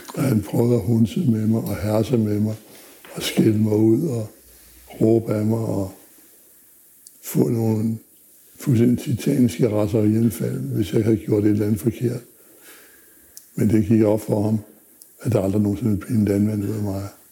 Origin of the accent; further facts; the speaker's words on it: Zealand, Denmark; also born or lived in Funen; Jeg er født på Fyn, var opvokset på Sjælland, på landet.